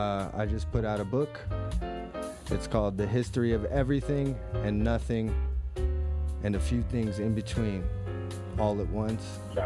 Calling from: Denver, Colorado, United States; I'm calling in from Denver, Colorado.

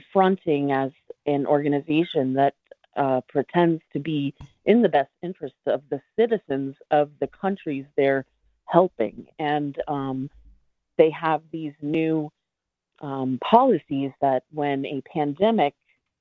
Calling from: Delaware, United States; I'm calling from Delaware

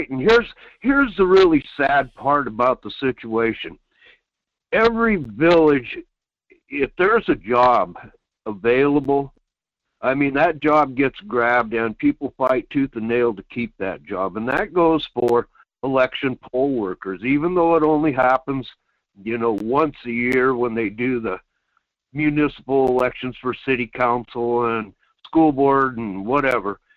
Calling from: Quinhagak, Alaska, United States; Yeah, good morning … in Quinhagak.

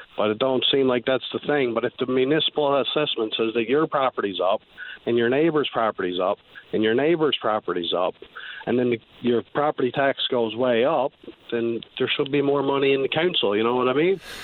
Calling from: Clarenville, Newfoundland and Labrador, Canada; I'm calling from Clarenville

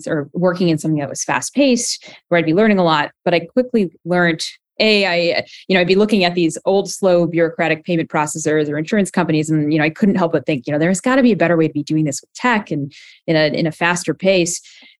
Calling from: San Francisco, California, United States; I'm in rainy San Francisco today.

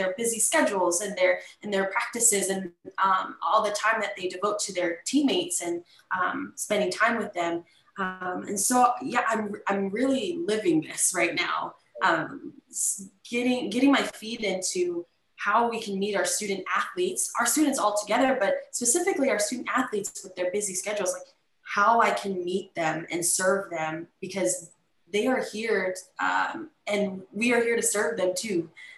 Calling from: Pensacola, Florida, United States; so I'm coming from Pensacola, Florida, University of West Florida.

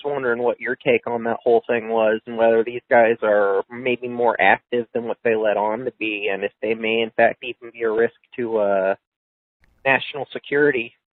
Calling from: Missouri, United States; Hi, Owen. This is …. I'm from Missouri.

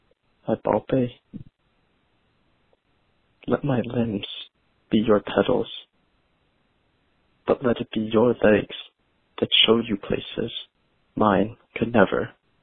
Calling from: New Haven, Connecticut, United States; I'm calling from New Haven, Connecticut

